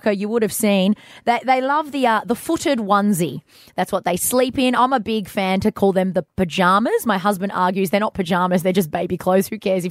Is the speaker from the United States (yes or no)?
no; Australia; we're Aussie